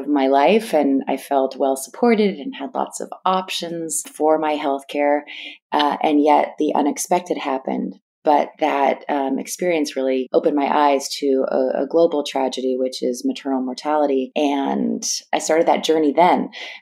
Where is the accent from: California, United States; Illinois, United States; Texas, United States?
California, United States; East Bay Area, Northern; I grew up in Northern California. I'm from the East Bay Area